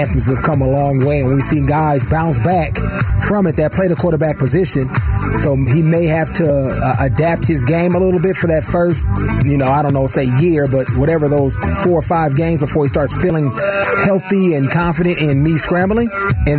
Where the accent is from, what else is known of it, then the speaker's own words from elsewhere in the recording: the Bay Area, California, United States; now in Arizona, United States; I'm from the Bay